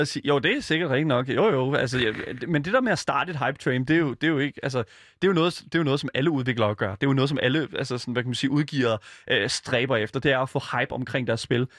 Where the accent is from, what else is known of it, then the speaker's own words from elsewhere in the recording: Horsens, Central Denmark Region, Denmark; jeg kommer fra Horsens, som jo er Danmarks svar på Detroit